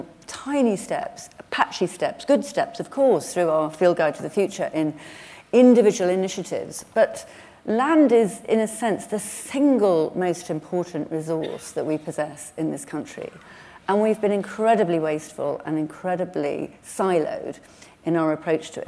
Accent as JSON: {"language": "English", "region": "England", "country": "United Kingdom", "said": "I'm from the North Pennines"}